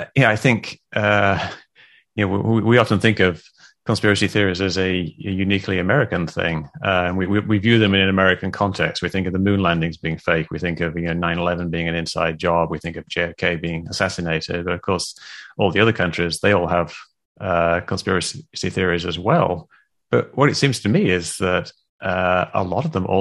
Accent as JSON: {"language": "English", "country": "United Kingdom", "tie": "born or raised there", "moved": "yes", "said": "when I was growing up in the UK"}